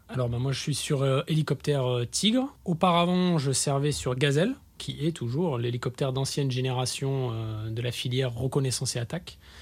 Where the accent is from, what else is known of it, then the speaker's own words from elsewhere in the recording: Var, Provence-Alpes-Côte d'Azur, France; je suis du Var